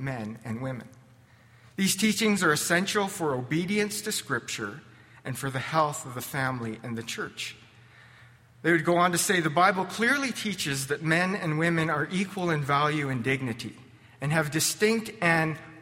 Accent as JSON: {"language": "English", "town": "Lethbridge", "region": "Alberta", "country": "Canada", "tie": "born or raised there", "also_born_or_lived": "California", "said": "I was born and raised in Canadian Baptist land, First Baptist Lethbridge, carried to church in the womb"}